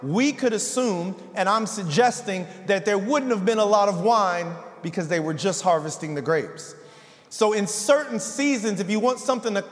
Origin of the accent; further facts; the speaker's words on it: San Bernardino, California, United States; I grew up in San Bernardino.